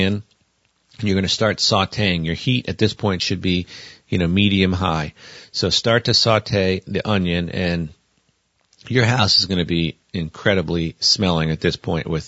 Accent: Northeast, United States; also born or lived in the South; now in Montana, United States; growing up in the Northeast

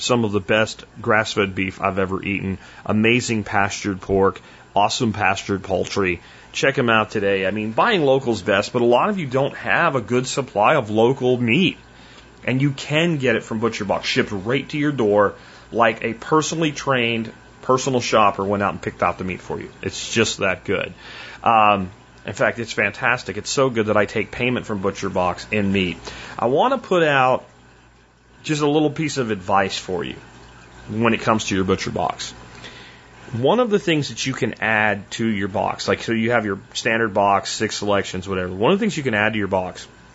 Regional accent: Pennsylvania, United States; also born or lived in Florida; when I was a kid and we moved from Florida back to Pennsylvania

